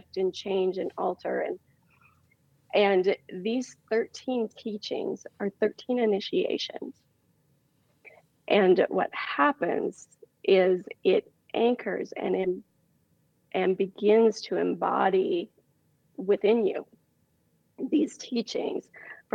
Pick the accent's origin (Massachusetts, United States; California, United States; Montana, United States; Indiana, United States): Montana, United States; moved away; I'm originally from Montana. So, you know, I grew up on a ranch